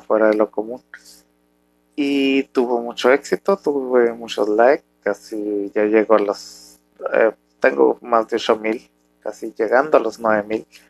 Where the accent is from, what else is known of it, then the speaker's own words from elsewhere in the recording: Mexico; un mexicano, eh, con familia muy tradicional